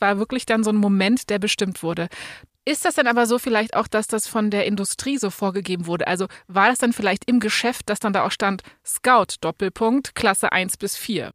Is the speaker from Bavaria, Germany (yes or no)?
no; Berlin, Germany; Bei uns in Berlin